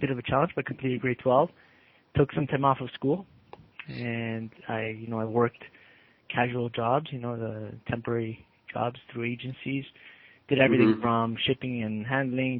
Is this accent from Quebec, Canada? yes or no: no; Toronto, Ontario, Canada; also born or lived in Argentina / Uruguay; Grew up in the Gene Shepherd, Gene Finch area of Toronto